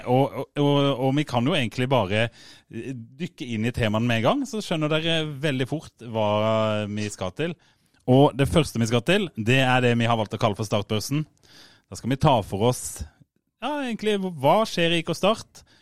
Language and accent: Norwegian; Fevik, Agder, Norway; Eller jeg er jo fra Fevik.